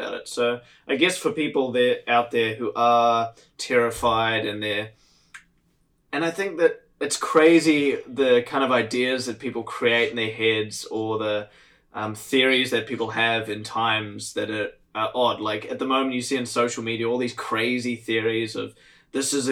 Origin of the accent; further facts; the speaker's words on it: New Zealand; I grew up in New Zealand